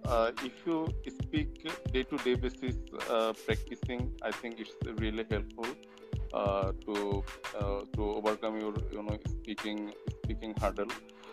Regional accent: Bangladesh; I'm from Bangladesh.

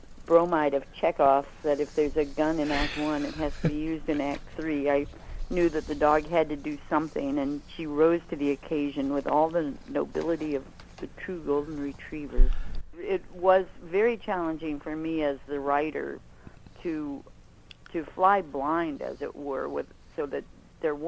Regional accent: Lawrence, Kansas, United States; moved away as an adult; now in Chicago, United States; I grew up in eastern Kansas and came to Chicago as a young adult.

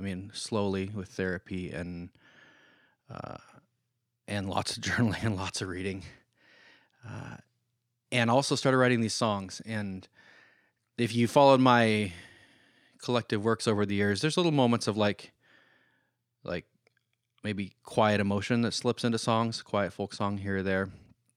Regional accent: Oregon, United States; So growing up in this Christian environment, I grew up in Oregon, so I'm not talking about anybody in Kansas City.

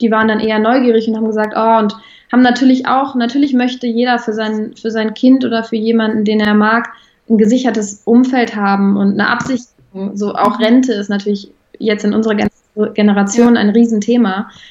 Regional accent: Bonn, North Rhine-Westphalia, Germany; ich komme aus Bonn

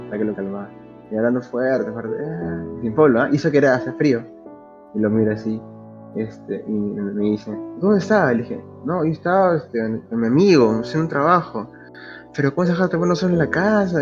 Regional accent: Lima, Peru; also born or lived in Santa Clara, Lima; yo nací en Lima, vivía en La Victoria, luego me fui a Santa Clara otra vez volví a Lima y ahora otra vez volví a Santa Clara

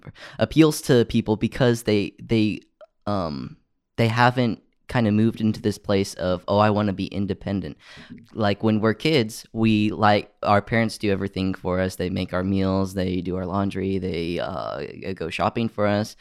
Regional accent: United States; us as American citizens

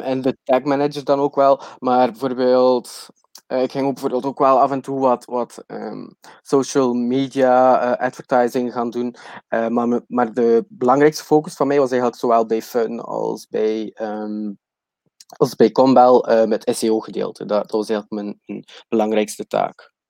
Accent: West Flanders, Belgium; accent: West Flemish; moved away as an adult; now in Chiang Mai, Thailand; Ik kom oorspronkelijk uit België en uit eh, West-Vlaanderen, dus eh, excuses voor mijn accent.

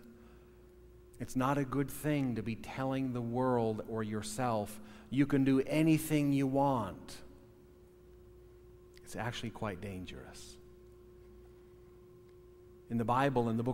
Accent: United States; probably 80% at least Norwegian, white parents, born and raised in America

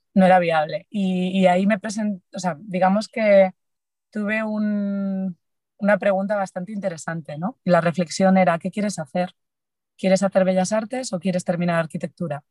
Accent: Galicia, Spain; Soy gallega

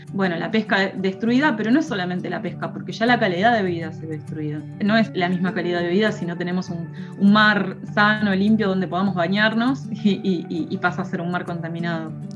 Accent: Mar del Plata, Buenos Aires Province, Argentina; yo cuando era chica en Mar del Plata en la playa había caracoles

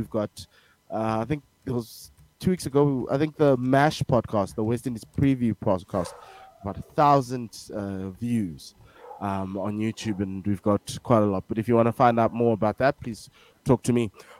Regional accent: South Africa; as a South African because we are in South Africa.

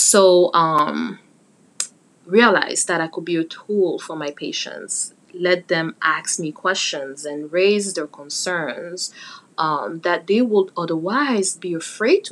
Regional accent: Cameroon; moved away; also born or lived in Pittsburgh, United States; Cameroon, my home country

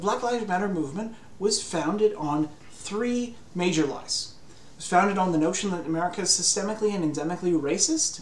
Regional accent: Canada; I grew up in Canada

